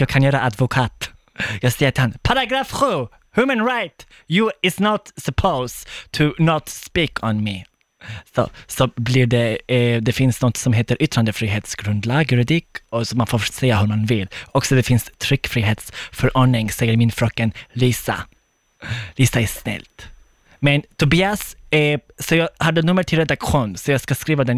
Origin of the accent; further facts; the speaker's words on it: Skåne, Sweden; moved away as an adult; now in Gothenburg, Sweden; jag är inte från Stockholm, jag är från Skåne egentligen. Jag bor i Göteborg